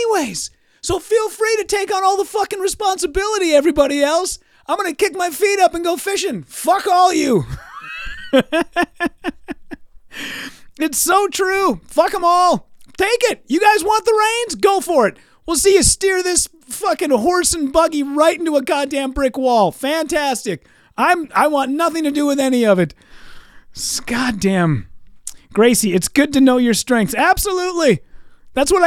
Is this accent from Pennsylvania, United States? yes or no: no; Minnesota, United States; people from Minnesota